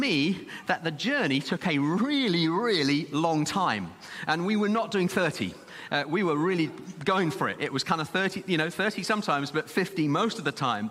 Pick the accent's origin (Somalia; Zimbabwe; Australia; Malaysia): Zimbabwe; now in Birmingham, United Kingdom; young lad growing up in Zimbabwe, we lived quite some way out of the city